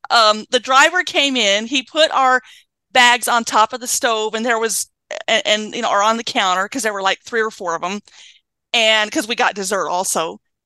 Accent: Washington, United States; I'm from Washington State.

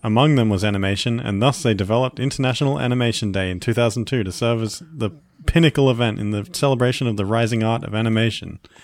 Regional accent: Australia; accent: Australian

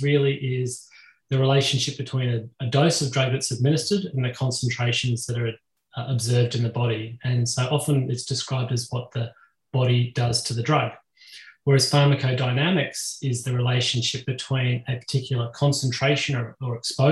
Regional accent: Australia; I'm obviously from Australia

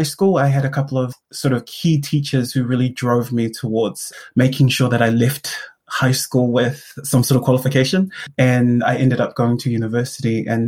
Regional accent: Auckland, New Zealand; also born or lived in South Korea; I grew up here in South Auckland. I was born and raised here in Manurewa.

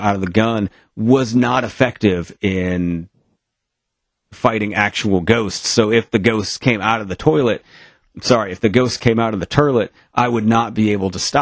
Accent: Maine, United States; I am from somewhere in Maine

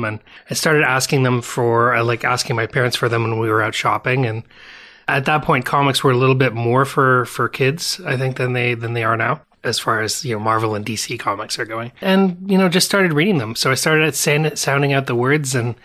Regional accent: Toronto, Ontario, Canada; also born or lived in Vancouver, Canada; I was born in North York

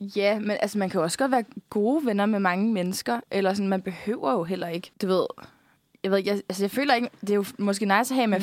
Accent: Bornholm, Capital Region of Denmark, Denmark; moved away; vi er fra Bornholm og er, et samfund, eller er fra et samfund, hvor man faktisk bare kender alle lidt

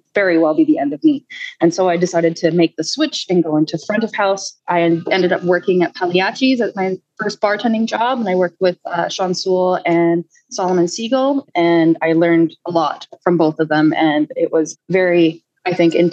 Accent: Lower Mainland, British Columbia, Canada; also born or lived in Calgary, Alberta / Vancouver Island, British Columbia; I was born in Calgary. And then when I was about 7, I moved to BC and I've lived all over basically the lower mainland.

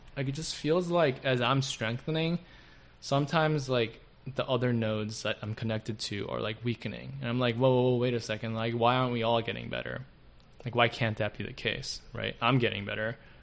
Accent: South Korea; now in United States; the closest male figure that I had when I was growing up in Korea. And even when like I would visit him from the states

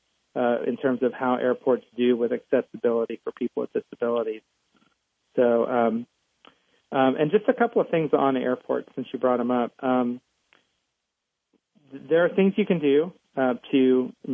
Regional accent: Muncie, Indiana, United States; I'm from Muncie, Indiana

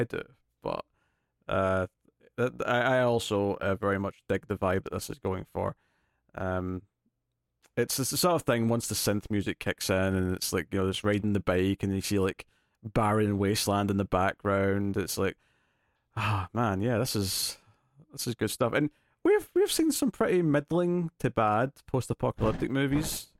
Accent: Scotland, United Kingdom; as a Scottish person who's next to England

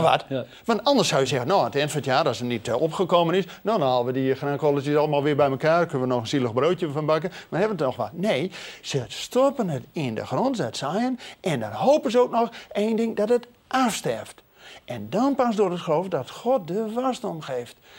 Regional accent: Netherlands

